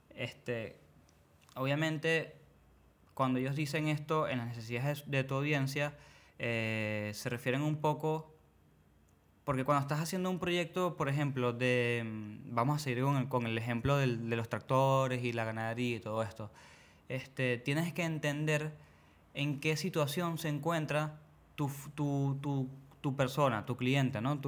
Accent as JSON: {"language": "Spanish", "country": "Venezuela", "said": "obviamente soy de Venezuela"}